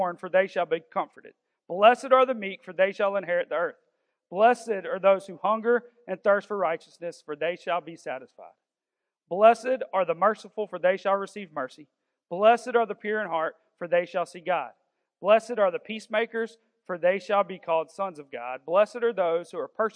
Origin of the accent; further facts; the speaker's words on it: the South, United States; we're all from the South